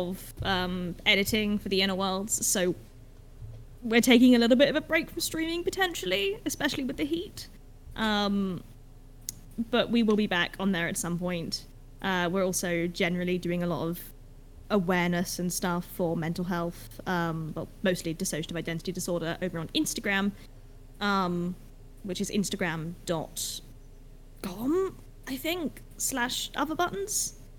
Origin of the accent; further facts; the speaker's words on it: England, United Kingdom; We're English